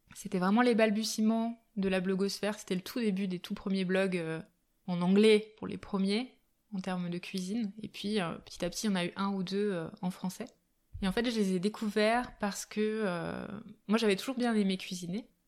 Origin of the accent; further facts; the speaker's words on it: Albertville, Auvergne-Rhône-Alpes, France; also born or lived in Japan; now in Grenoble, France; J'ai grandi en Savoie, du côté d'Albertville. Euh, voilà, jusqu'à jusqu'à mes 20 ans à peu près.